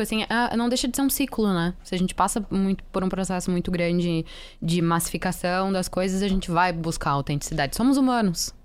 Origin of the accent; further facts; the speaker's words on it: Rio Grande do Sul, Brazil; eu sou gaúcha